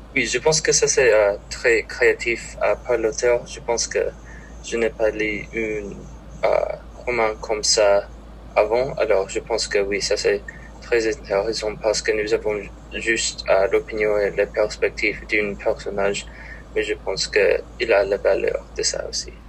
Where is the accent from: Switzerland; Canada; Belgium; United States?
United States; Minnesota; French is a second language; je viens de Minnesota